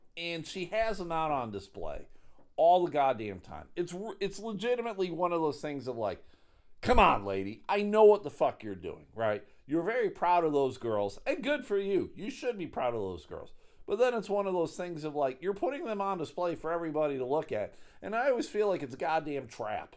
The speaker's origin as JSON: {"language": "English", "town": "Buffalo", "region": "New York", "country": "United States", "said": "I am from Buffalo"}